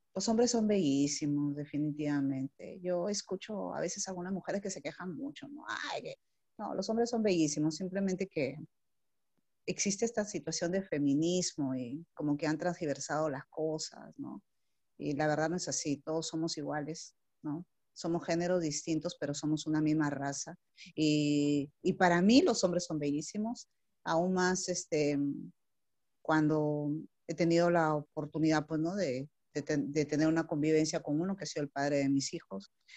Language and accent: Spanish; Chiclayo, Lambayeque, Peru; also born or lived in Puerto Eten, Peru / Ayacucho, Peru; yo soy de acá de Chiclayo, pero cuando tuve como 14 años me fui a vivir a un sitio que se llama Puerto Eten